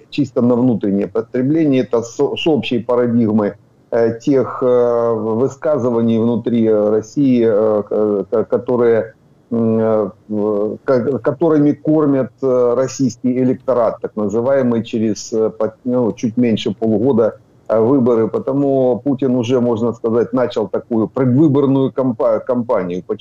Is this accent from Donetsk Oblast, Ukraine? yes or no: yes; Donetsk Oblast, Ukraine; я донецкий, я, Дон, я, я с Донбасса.